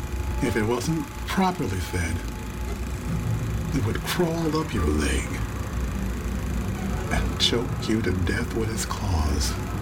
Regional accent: Rochester, New York, United States; when I was a kid, my big sister took me to the Capitol Theater in my hometown of Rochester, New York.

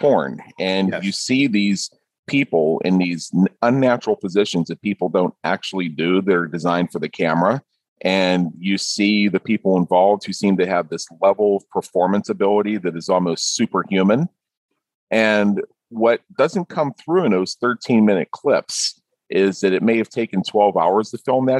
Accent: Pittsburgh, Pennsylvania, United States; now in Las Vegas, United States

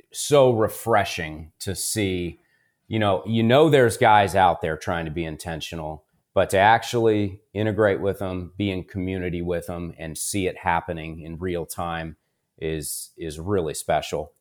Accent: Columbus, Ohio, United States; I was born and raised here in Columbus, Ohio

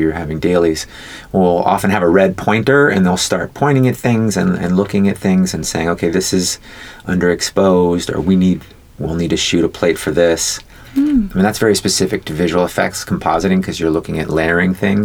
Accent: Oakland, California, United States; also born or lived in San Francisco; I was born in San Francisco. My mom was fourth generation from the Bay Area. We were born in the same hospital. Well, technically, I was born in Oakland.

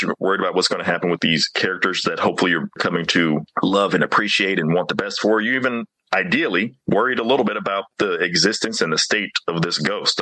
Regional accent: Mississippi, United States; growing up in Mississippi

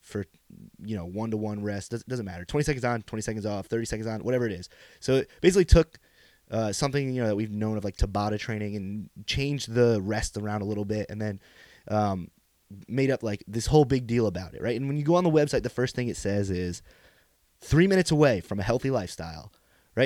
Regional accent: Pine Bush, New York, United States; since I was a young lad growing up in Pine Bush, New York, as a bushman

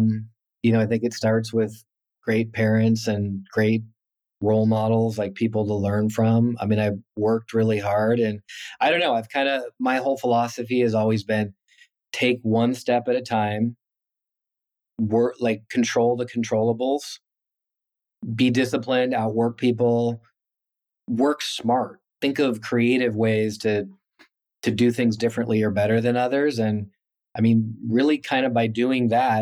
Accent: East Bay, San Francisco Bay Area, California, United States; also born or lived in New Jersey; I grew up in the East Bay, went to school at Berkeley. I mean, I've first job was in the Bay Area, so I'm a kind of a Bay Area native.

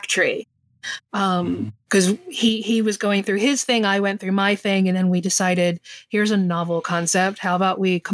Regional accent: southern New Jersey, United States; I grew up in New Jersey, in southern New Jersey, and there's lots of forestry here

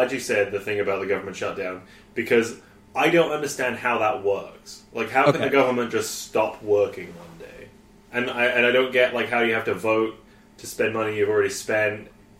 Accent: United Kingdom; now in Winnipeg, Canada; we didn't study it in school in Britain.

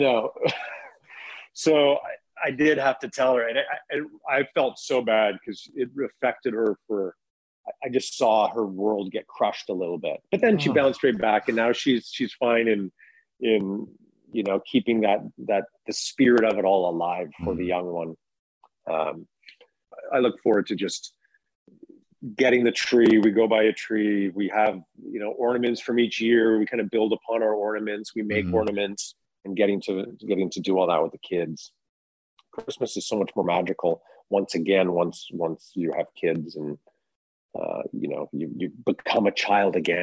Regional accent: Kamloops, British Columbia, Canada; now in Toronto, Canada; I'm originally from Kamloops

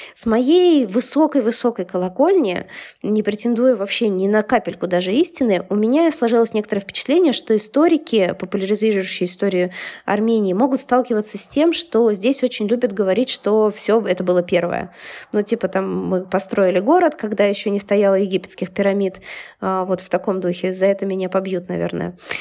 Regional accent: Siberia, Russia; moved away; я же из Сибири

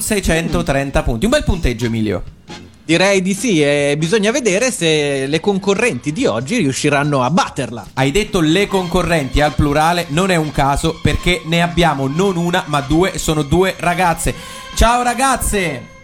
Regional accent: Terni, Umbria, Italy; io sono nato a Terni e cresciuto a Terni

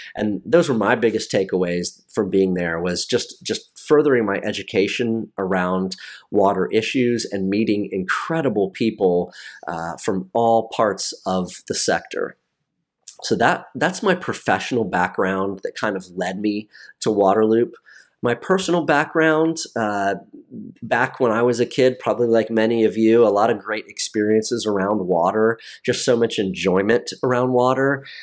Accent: Maryland, United States; moved away as an adult; also born or lived in North Carolina / Washington, D.C. / Hawaii / Annapolis; my home state of Maryland

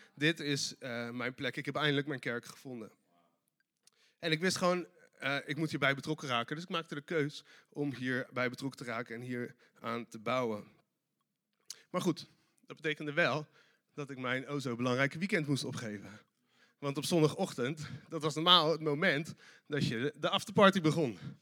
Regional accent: Delft, South Holland, Netherlands; ik kom uit Delft

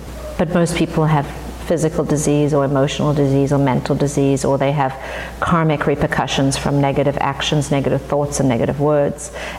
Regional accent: Johannesburg, Gauteng, South Africa; moved away as an adult; now in United States; I grew up in South Africa in the apartheid era

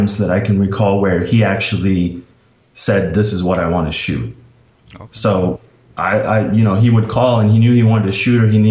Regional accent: Minneapolis, Minnesota, United States; I grew up in Minneapolis. So just as a Minneapolis kid

